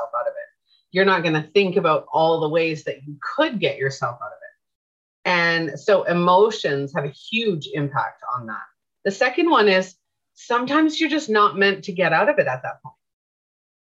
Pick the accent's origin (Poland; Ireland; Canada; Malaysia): Canada; I'm from Canada. We have different accents